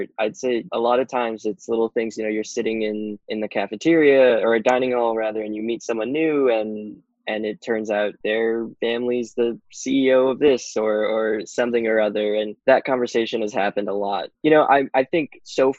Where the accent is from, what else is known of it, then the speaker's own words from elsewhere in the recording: Chicago, Illinois, United States; I'm originally from Chicago, so not too far from Northwestern.